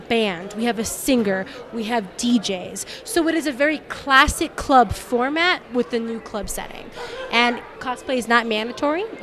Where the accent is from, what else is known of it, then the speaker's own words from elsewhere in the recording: Southern California, United States; moved away as an adult; now in Denver, United States; I'm originally from Southern California